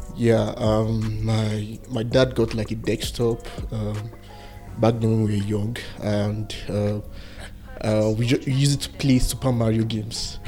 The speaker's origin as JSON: {"language": "English", "town": "Jos", "region": "Plateau", "country": "Nigeria", "tie": "born or raised there", "said": "I was born and raised here in Jos"}